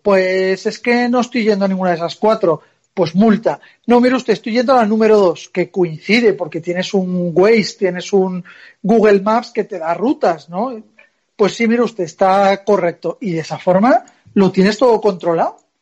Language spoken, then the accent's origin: Spanish; Zaragoza, Aragon, Spain; now in Madrid, Spain; yo soy de Zaragoza